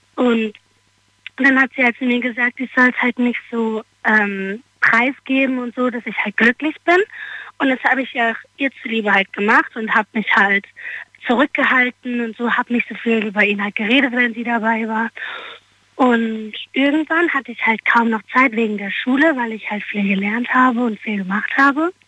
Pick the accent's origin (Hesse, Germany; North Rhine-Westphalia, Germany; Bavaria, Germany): Hesse, Germany; Darmstadt; aus Darmstadt